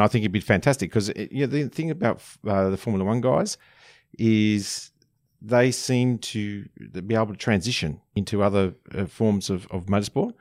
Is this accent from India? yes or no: no; Young, New South Wales, Australia; my hometown in Young